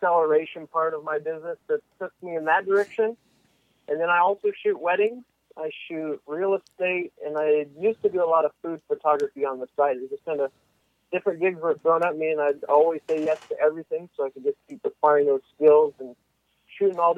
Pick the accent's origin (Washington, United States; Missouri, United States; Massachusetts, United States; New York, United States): Washington, United States; now in California, United States; I grew up in Washington State, moved to California